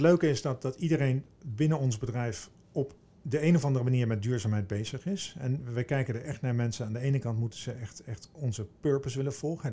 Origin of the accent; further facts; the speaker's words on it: Veluwezoom, Gelderland, Netherlands; Ik kom uit het oosten van het land. Ik ben opgegroeid in de Veluwezoom in de natuur